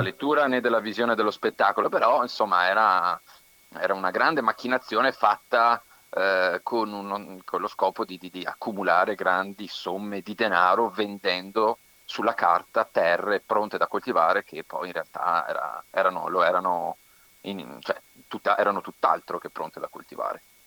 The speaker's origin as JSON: {"language": "Italian", "area": "the plain between Vicenza and Padua", "region": "Veneto", "country": "Italy", "also_born_or_lived": "Verona", "said": "sono nella, mh, pianura tra, tra Vicenza e Padova"}